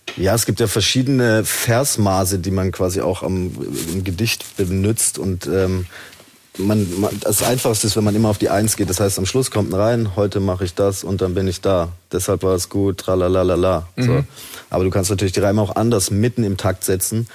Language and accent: German; Haslach im Kinzigtal, Baden-Württemberg, Germany; moved away as an adult; also born or lived in Zell am Harmersbach; now in Stuttgart, Germany; ich bin in Zell am Hamersbach geboren